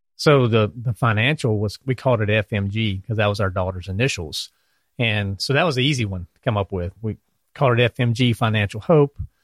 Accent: Clarksville, Virginia, United States; moved away as an adult; also born or lived in Norfolk, Virginia; now in North Carolina, United States; I'm from Virginia, um, little town called Clarksville, right across the line.

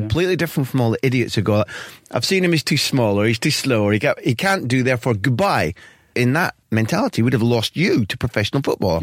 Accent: Scotland, United Kingdom; accent: Scottish

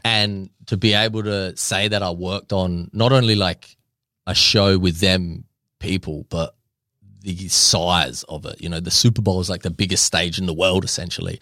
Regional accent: Australia; I'm Australian

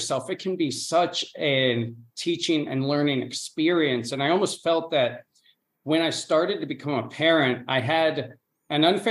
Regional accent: Chadds Ford, Pennsylvania, United States; first language English; moved away as an adult; also born or lived in South Korea; now in Spain; I was born and raised in Pennsylvania, southeastern Pennsylvania, right outside Philly. It's a little town called Chadsford

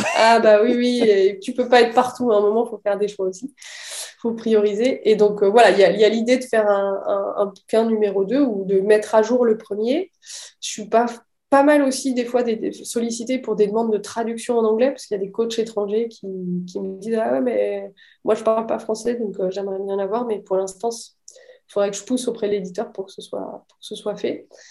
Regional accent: Metz, Grand Est, France; moved away; also born or lived in Rennes; je suis de Metz

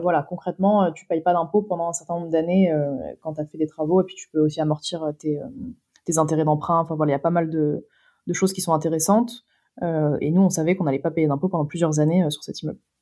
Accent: Créteil, Île-de-France, France; j'ai grandi à Créteil. Mes parents ils y sont encore

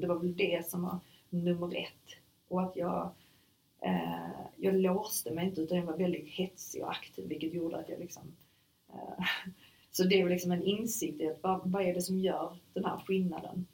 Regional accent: Sweden; also born or lived in Germany; jag var enda svensk

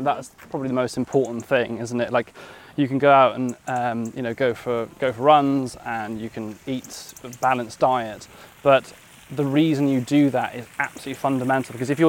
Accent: Wales, United Kingdom; I grew up, you know, I'm 32 now, I grew up in West Wales, which is a, you know, Wales is a rugby nation

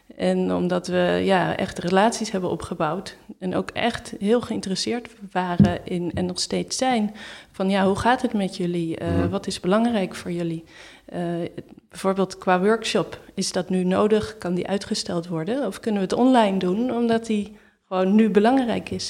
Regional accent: Netherlands; moved away as an adult; now in Berlin, Germany

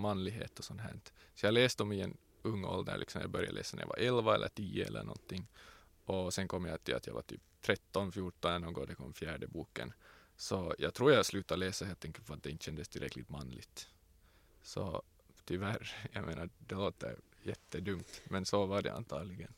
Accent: Tenala, Uusimaa, Finland; I Tenala var det ju ingen mångfald. Det fanns inte en enda som inte var vit

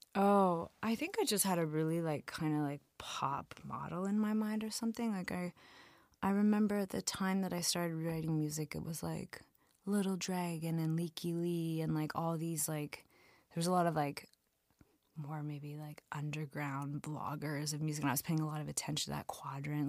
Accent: London, Ontario, Canada; moved away as an adult; also born or lived in Montreal; I went home to London, Ontario that summer

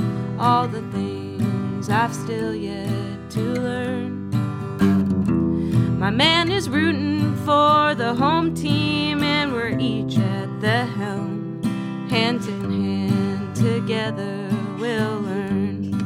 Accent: Orange County, Southern California, United States; Southern California

